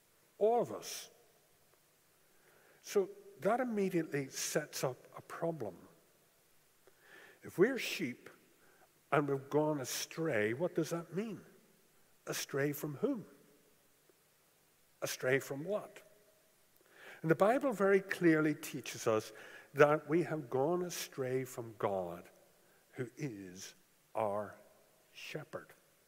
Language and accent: English; Japan; As you are aware, I grew up in Japan, and you never saw sheep in Japan.